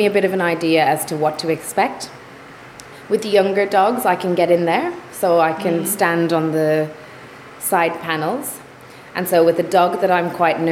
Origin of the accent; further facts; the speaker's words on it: Ireland; now in Melbourne, Australia; Being Irish